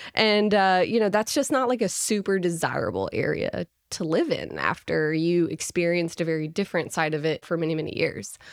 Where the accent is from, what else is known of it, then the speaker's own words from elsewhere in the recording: Little Rock, Arkansas, United States; moved away as an adult; now in Fayetteville, United States; I'm originally from Little Rock, Arkansas.